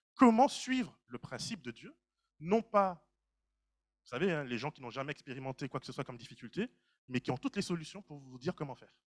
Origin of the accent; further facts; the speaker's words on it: Martinique; moi, en tant que Martiniquais